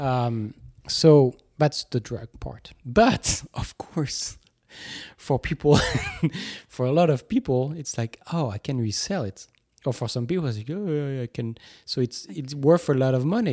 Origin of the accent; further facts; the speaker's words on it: Toulouse, Occitania, France; moved away; three hours from Toulouse, from my hometown